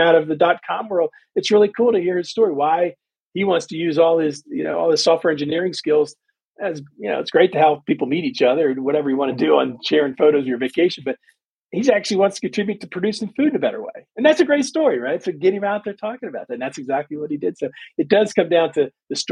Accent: Washington, District of Columbia, United States; growing up where I grew up in Washington, D.C.

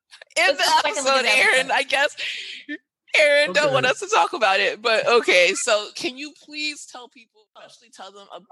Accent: Miami, Florida, United States; we're from Miami

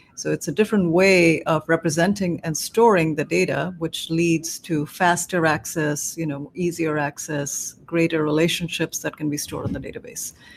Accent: India; moved away as an adult; also born or lived in South Carolina; now in Cambridge, United States; I grew up in India

